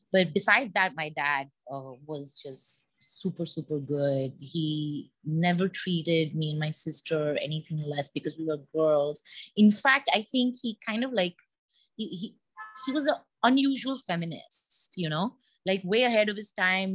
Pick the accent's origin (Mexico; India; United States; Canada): India; being an Indian, we have lots of aunts and uncles